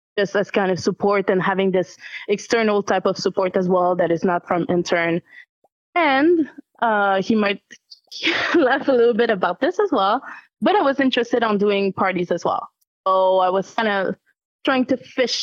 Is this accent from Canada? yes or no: yes; Canada; as a Canadian